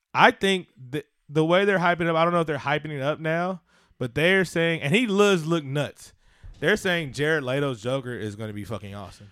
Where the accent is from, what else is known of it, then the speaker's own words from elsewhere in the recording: West Coast, United States; I grew up on the West Coast